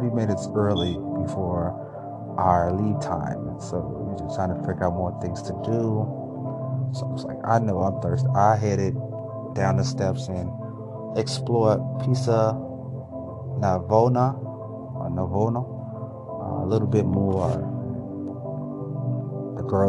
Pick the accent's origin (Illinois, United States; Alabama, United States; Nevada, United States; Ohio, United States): Illinois, United States; Chicago; I'm from Chicago